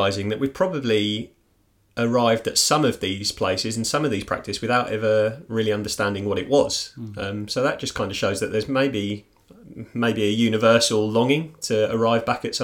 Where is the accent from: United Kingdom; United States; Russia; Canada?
United Kingdom; near Mitcham, London; moved away; based in Mitcham, which is actually really close to my hometown as well.